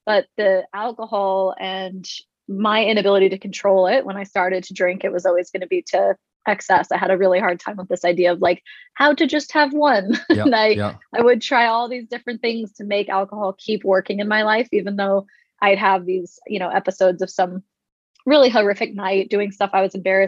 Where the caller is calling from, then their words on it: Hideaway, Texas, United States; I'm calling in from Hideaway, Texas, little town out in East Texas.